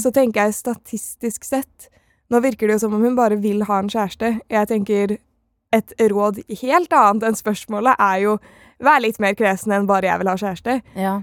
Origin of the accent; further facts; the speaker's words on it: Oslo, Norway; jeg er fra Oslo